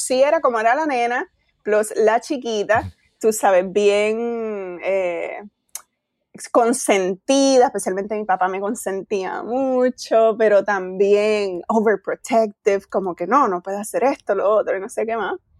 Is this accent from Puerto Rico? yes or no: yes; Isabela, Puerto Rico; moved away as an adult; now in Queens, New York, United States; nacida y criada en Isabela